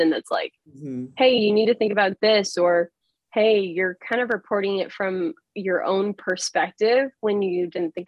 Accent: Texas, United States; now in Massachusetts, United States; growing up in Texas is very different than, you know, especially where I live now in Massachusetts

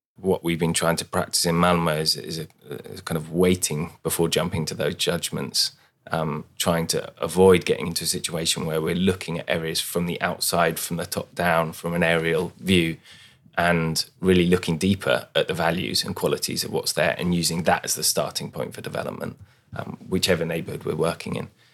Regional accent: London, United Kingdom; now in Sweden; I come from London, which is a city where integration is when you can express your difference.

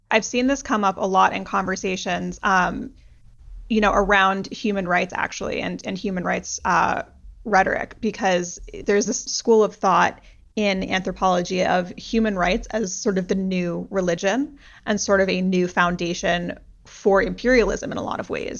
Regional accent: United States; as an American

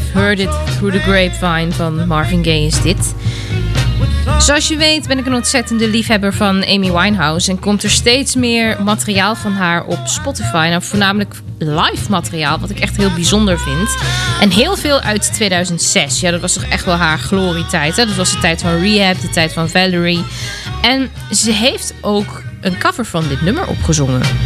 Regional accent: Weeze, North Rhine-Westphalia, Germany; Ik kom zelf uit Wezen, uit Duitsland.

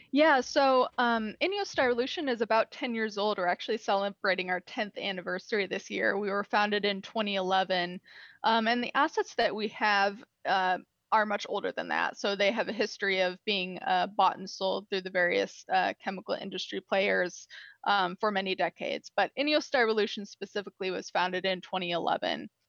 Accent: Illinois, United States; also born or lived in Freeport, Texas; I'm from Illinois. I went to college in Illinois.

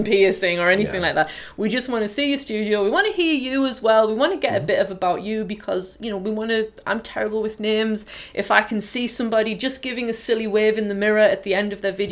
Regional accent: County Durham, North East England, United Kingdom; accent: broad County Durham; I've got a very, very broad County Durham accent

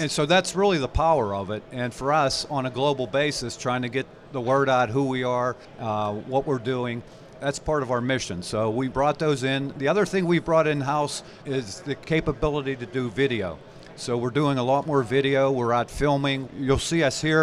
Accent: Pittsburgh, Pennsylvania, United States; I'm a Pittsburgh-based person. I grew up in Pittsburgh

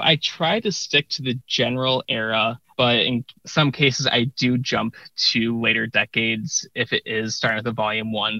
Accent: Chicago, Illinois, United States; I am from the Chicago area

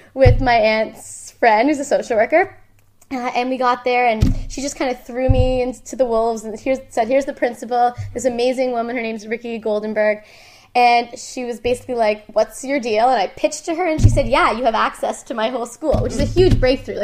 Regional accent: Ottawa, Ontario, Canada; moved away as an adult; also born or lived in Toronto; I'm not from Toronto, mm-hmm. I'm from Ottawa.

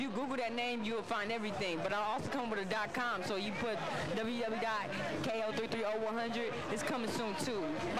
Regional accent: West Coast, United States; I'm from the East Coast. I do got a lot of East Coast influence. I understand. You know what I'm saying? But I'm from the West. You know what I'm saying? West Side.

